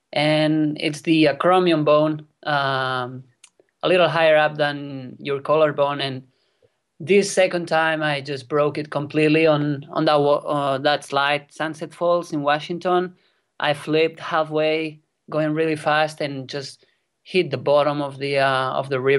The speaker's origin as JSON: {"language": "English", "area": "near Barcelona", "region": "Catalonia", "country": "Spain", "tie": "born or raised there", "second_language": "English", "said": "I was born here in Spain in a place pretty close to Barcelona"}